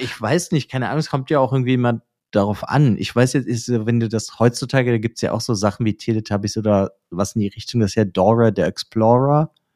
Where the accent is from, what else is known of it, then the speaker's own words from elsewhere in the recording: Germany; bei uns in Deutschland